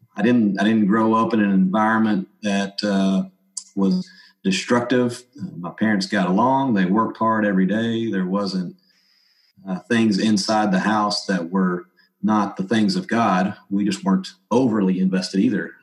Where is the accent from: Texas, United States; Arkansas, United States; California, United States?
Arkansas, United States; Paragould; also born or lived in Caruthersville, Missouri; I really grew up in the in the town of Paragould, which is not too far from Arkansas State in Jonesboro, Arkansas